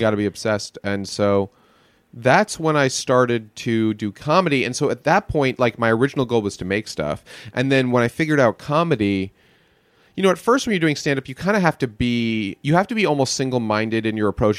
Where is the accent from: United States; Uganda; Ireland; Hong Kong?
United States; New York; moved away; Born in the city, mostly in the suburbs, right outside in the Jewish suburbs